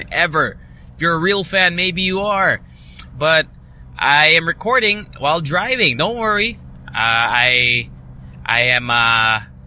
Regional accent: Angeles City, Central Luzon, Philippines; also born or lived in Ortigas, Manila; now in Manila, Philippines; my address technically on my license is in my hometown of Pampanga, Angeles City

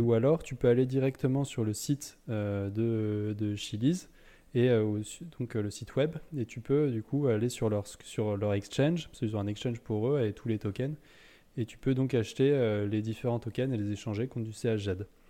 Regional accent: Lyon, Auvergne-Rhône-Alpes, France; nous, on vient de Lyon

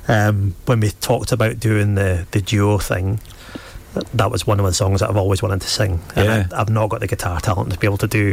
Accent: Peterhead, Scotland, United Kingdom; Aberdeenshire. Peterhead. Aberdeenshire. Very small, little, quaint little fishing village.

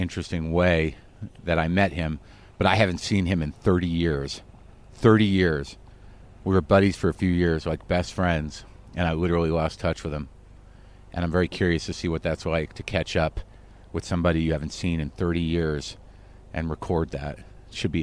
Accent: New Mexico, United States; moved away; my road trip through New Mexico, my home state

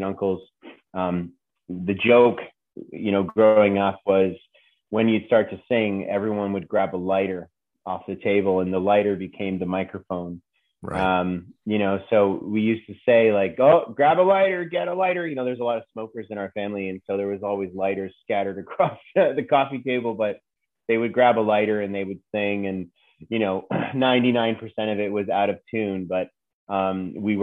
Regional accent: Toronto, Ontario, Canada; I was born and raised in Toronto, Ontario.

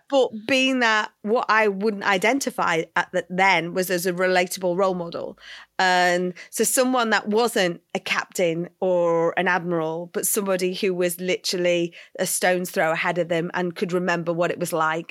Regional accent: North West England, United Kingdom; also born or lived in Liverpool; I grew up in, yes, the north of England. Uh, I was, I lived in Liverpool, so quite a big city till I was four years old

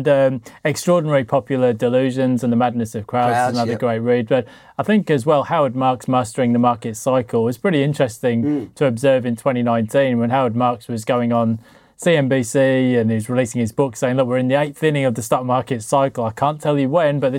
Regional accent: Sheffield, Yorkshire and the Humber, United Kingdom; I grew up in Sheffield, and because there was a famous football disaster there at the Hillsborough Stadium

